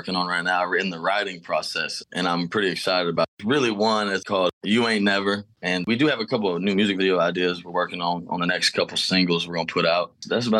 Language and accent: English; Houston, Texas, United States; also born or lived in Katy, Texas; Born and raised in Houston, Texas. I grew up here. My dad was in a bunch of bands, and so I was always been around the Houston music scene